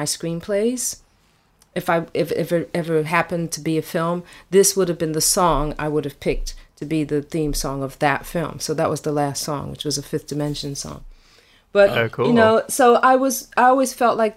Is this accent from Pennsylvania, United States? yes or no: yes; Philadelphia, Pennsylvania, United States; growing up in Philly in the 70s